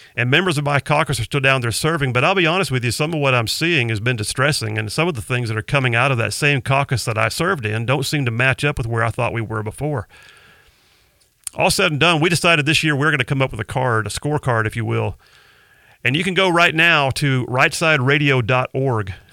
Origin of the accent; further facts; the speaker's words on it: Huntsville, Alabama, United States; also born or lived in Mobile, Alabama; I grew up mostly in the Huntsville area, uh, longtime military family